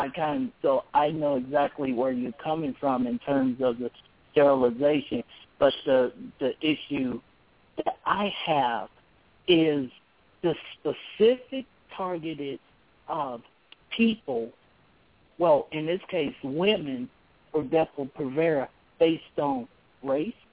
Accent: Kansas City, United States; my hometown of Kansas City

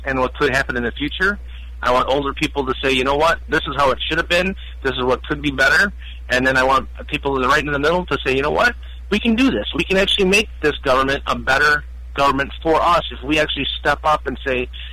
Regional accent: United States; as an American citizen

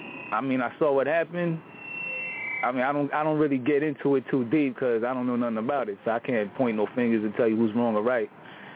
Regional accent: Nyack, New York, United States; I'm from Rockland County, Nyack, New York, across that Tappan Zee Bridge, across that Hudson.

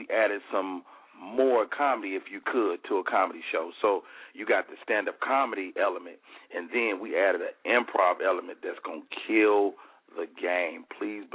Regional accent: Chicago, Illinois, United States; moved away; It's always great to go to my hometown

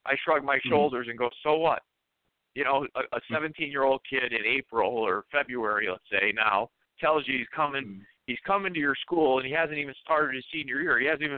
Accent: Florida, United States; I'm from South Florida. You know, it's warm, high humidity. I'm used to that.

